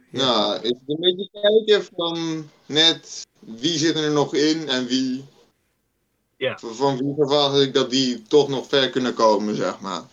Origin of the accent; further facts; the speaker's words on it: Netherlands; als Nederlanders